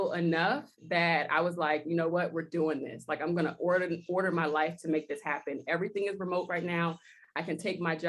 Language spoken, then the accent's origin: English; Houston, Texas, United States; also born or lived in Maryland; now in Costa Rica; I grew up in Houston.